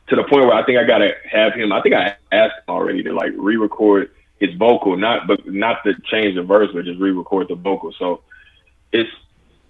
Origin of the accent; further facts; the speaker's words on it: Houston, Texas, United States; I'm from South Park, Houston, Texas. I'm from the same neighborhood as …, …, all these guys